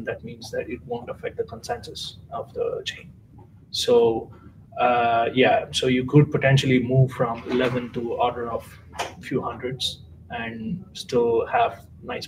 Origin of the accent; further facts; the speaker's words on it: India; moved away as an adult; now in Germany; I'm from India originally. I'm doing my PhD in Germany